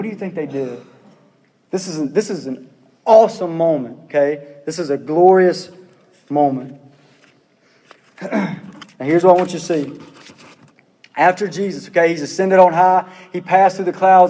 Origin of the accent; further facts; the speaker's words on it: Pearl, Mississippi, United States; I'm from Pearl